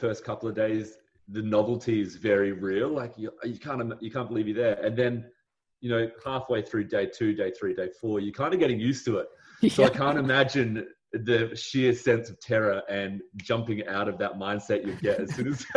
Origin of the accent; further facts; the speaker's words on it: Australia; it's a massive privilege to live in Australia